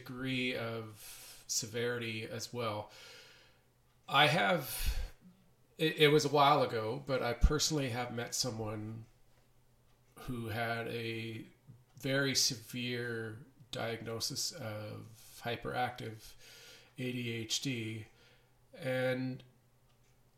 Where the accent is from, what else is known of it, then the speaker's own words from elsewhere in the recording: Canada; also born or lived in Edmonton, Alberta; I am a Canadian. I live in Edmonton, Alberta, Canada.